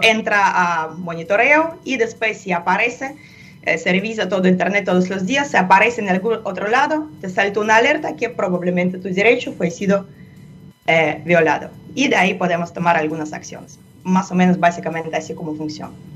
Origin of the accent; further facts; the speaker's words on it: Russia; Spanish is a second language; moved away; En Rusia, de donde yo proviendo también